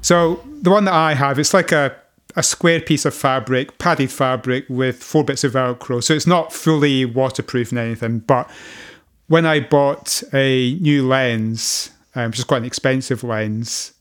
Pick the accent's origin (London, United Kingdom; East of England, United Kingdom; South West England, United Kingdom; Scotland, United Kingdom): Scotland, United Kingdom; being a Scotsman